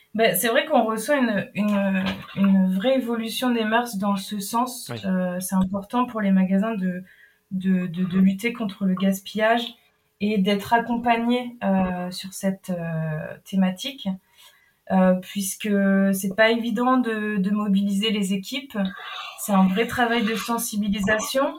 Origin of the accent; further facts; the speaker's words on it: Brittany, France; now in Nantes, France; je suis bretonne basé à mm. Nantes actuellement.